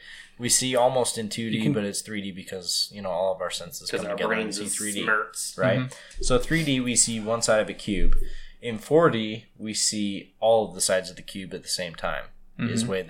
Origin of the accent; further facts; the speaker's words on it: Utah, United States; I grew up in Utah as well.